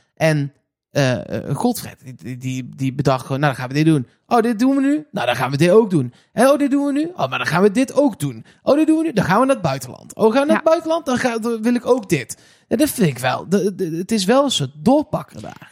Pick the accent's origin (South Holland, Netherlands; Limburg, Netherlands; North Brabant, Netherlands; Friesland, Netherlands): North Brabant, Netherlands; Eindhoven; ik kom uit Eindhoven